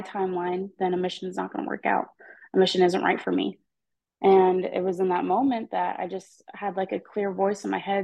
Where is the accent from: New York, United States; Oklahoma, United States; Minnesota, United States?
Oklahoma, United States; Edmond; I'm from Edmond, Oklahoma, so there's not a lot of members here. I mean, there's a good chunk, but like in my high school, I'm one of few